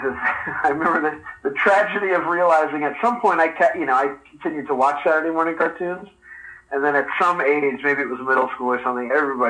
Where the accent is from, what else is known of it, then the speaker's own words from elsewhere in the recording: Philadelphia, Pennsylvania, United States; now in South Pasadena, United States; Yeah, I am West Philadelphia born and raised.